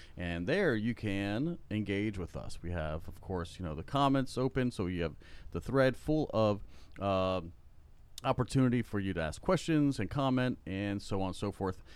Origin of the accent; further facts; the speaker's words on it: South Florida, United States; now in Central Florida, United States; I grew up in South Florida